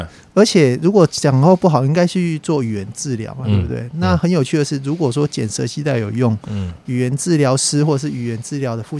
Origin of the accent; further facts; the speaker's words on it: Taiwan; accent: Taiwanese Mandarin; 而且我讲话也就台湾国语啊，不会卷舌啊。